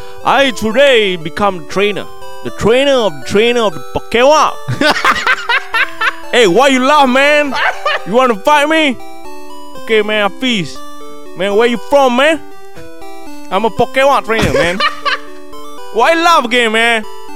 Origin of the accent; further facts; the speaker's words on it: Singapore; Oh, I'm from Singapore, man.